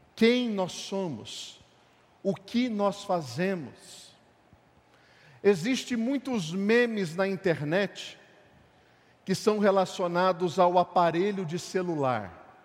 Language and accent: Portuguese; Brazil; nós somos brasileiros